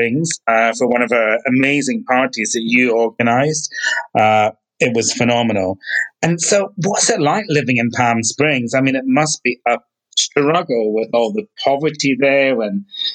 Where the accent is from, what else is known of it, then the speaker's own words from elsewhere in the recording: Scotland, United Kingdom; my home country. It's stunning